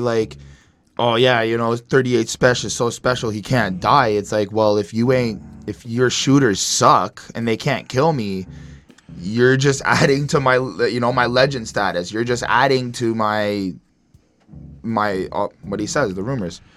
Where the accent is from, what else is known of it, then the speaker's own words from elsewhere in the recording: Canada; I'm from Canada